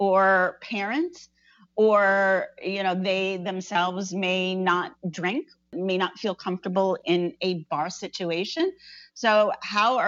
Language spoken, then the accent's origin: English; New Jersey, United States; I grew up in New Jersey